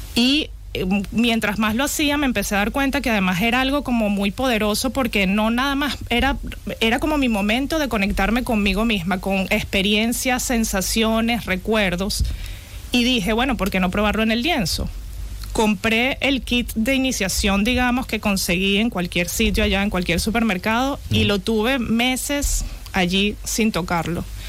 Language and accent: Spanish; Venezuela; moved away as an adult; also born or lived in Bilbao / Czech Republic; yo nací en Venezuela, soy de padre venezolano y madre italiana. Viví toda, casi toda mi vida en Venezuela